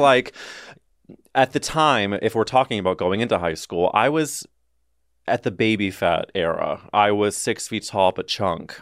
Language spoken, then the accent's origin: English; St. Louis, Missouri, United States; growing up in the Midwest in a very specific sliver of Saint Louis